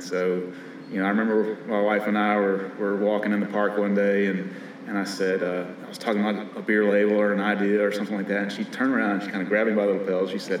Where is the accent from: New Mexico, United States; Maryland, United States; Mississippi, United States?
Mississippi, United States; Vicksburg; moved away as an adult; now in Nashville, United States; I grew up in Vicksburg, Mississippi.